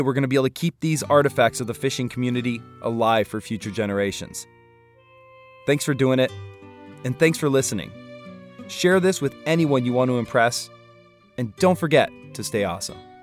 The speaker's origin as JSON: {"language": "English", "town": "Pierre", "region": "South Dakota", "country": "United States", "tie": "born or raised there", "said": "currently in my hometown of Pierce, South Dakota"}